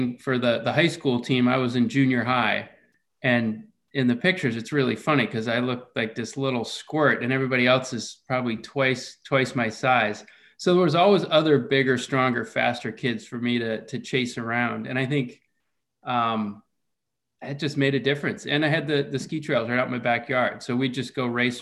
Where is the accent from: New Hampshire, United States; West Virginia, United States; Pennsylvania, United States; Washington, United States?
New Hampshire, United States; born or raised there; also born or lived in Corvallis, Oregon